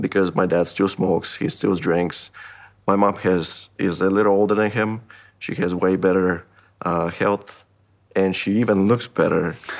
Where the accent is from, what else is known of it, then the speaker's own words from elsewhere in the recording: Haiti; moved away; I'm originally from Haiti.